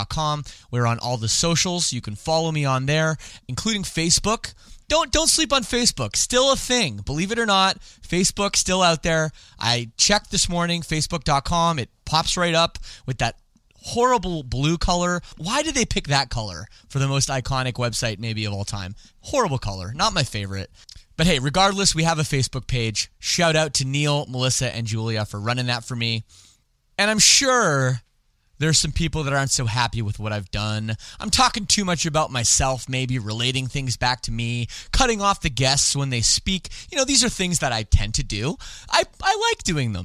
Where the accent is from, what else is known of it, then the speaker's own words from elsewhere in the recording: Canada; I don't speak French despite being Canadian.